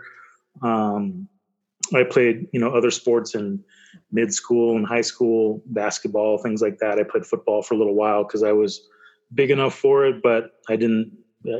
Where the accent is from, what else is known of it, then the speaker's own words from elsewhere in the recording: Corrales, New Mexico, United States; I lived in a little town called Corrales at the time